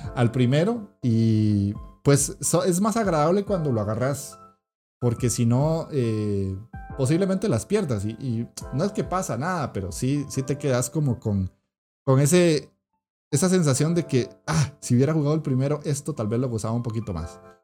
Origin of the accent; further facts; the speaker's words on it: Costa Rica; en mi país, que es Costa Rica